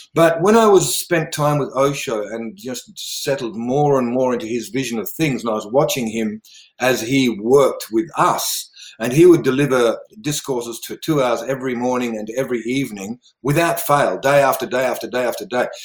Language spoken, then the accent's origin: English; River Murray region of South Australia, Australia; also born or lived in Netherlands; I actually grew up in Australia, uh, in the River Murray region of South Australia.